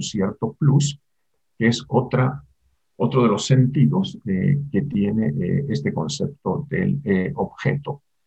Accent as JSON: {"language": "Spanish", "country": "Argentina", "tie": "born or raised there", "moved": "as an adult", "lives_now": "Mexico", "said": "Yo nací en Argentina, vivo en México desde hace 45 años, desde 1976"}